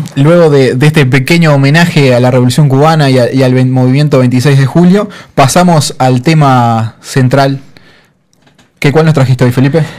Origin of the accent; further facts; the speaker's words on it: Montevideo, Uruguay; yo soy de Montevideo